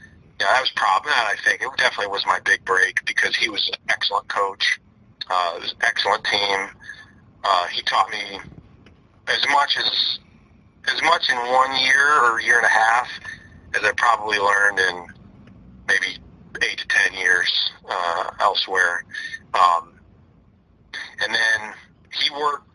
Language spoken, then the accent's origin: English; Independence, Kansas, United States; moved away; also born or lived in Boise; my hometown of Independence, Kansas